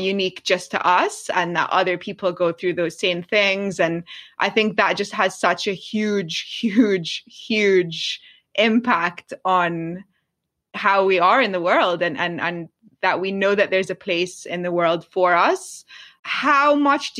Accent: London, United Kingdom; I grew up in London

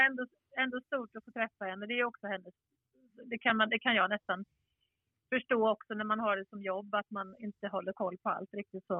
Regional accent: Skåne, Sweden; jag är ju skåning också

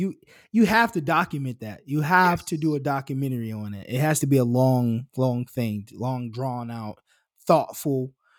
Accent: Kentucky, United States; I'm just a Jewish kid. I'm from Kentucky.

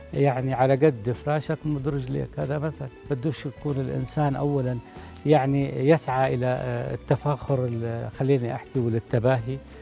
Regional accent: Jordan; احنا عندنا بالاردن

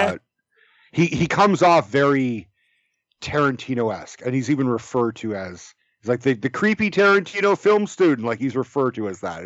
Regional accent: Bay Area, California, United States; I grew up in the Bay Area

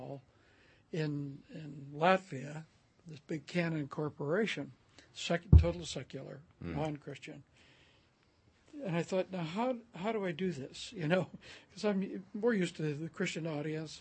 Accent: Oakland, California, United States; moved away as an adult; also born or lived in Turlock, California / Modesto, California / Corvallis, Oregon; now in Bend, United States; I was raised in Oakland

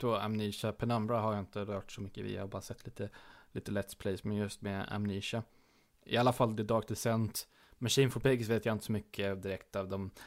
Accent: Småland, Sweden; jag är ju smålänning ända ner i benmärgen

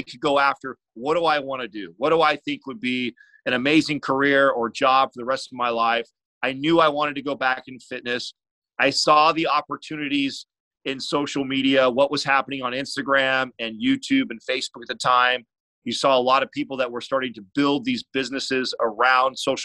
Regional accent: San Jose, California, United States; I'm from the Bay Area, San Jose, California

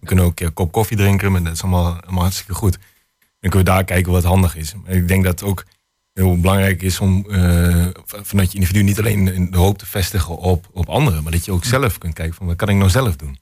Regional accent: Hengelo, Overijssel, Netherlands; 29 jaar oud, geboren en getogen in Hasselo.

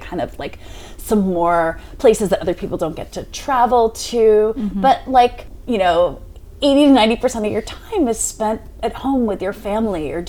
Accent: Cheltenham, Pennsylvania, United States; also born or lived in Boston / Philadelphia; I grew up in Cheltenham, like 2 blocks outside of the city

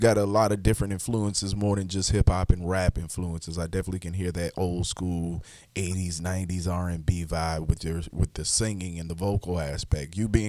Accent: Charleston, South Carolina, United States; now in Charlotte, United States; I'm from South Carolina originally. I'm from Charleston, South Carolina myself.

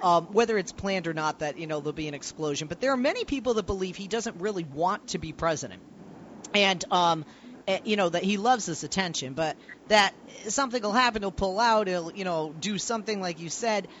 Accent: Massachusetts, United States; born or raised there; moved away

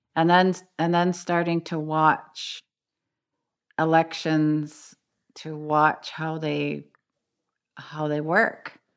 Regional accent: Six Nations of the Grand River Territory, Ontario, Canada

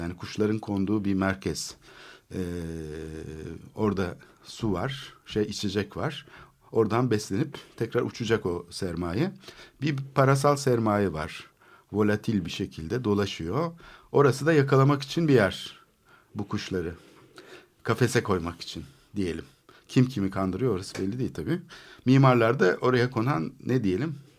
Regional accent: Istanbul, Turkey; Ben çocukluğum orada geçti

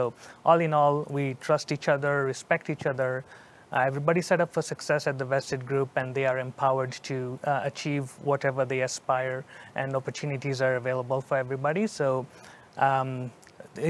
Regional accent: Kenya; moved away as an adult; also born or lived in New Jersey; now in Texas, United States; I was born in Kenya

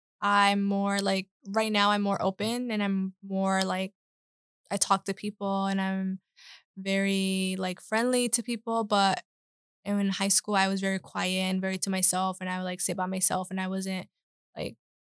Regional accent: Charlotte, North Carolina, United States; born or raised there

